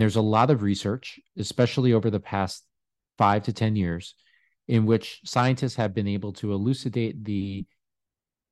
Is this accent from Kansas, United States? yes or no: no; New York, United States; I am originally from New York.